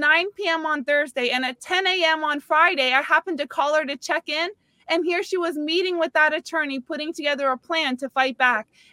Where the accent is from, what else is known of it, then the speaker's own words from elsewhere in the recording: Canada; now in Palm Beach County, United States; I'm Canadian